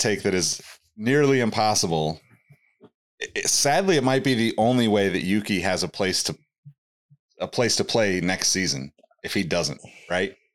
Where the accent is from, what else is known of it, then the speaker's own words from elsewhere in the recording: Sacramento, California, United States; my hometown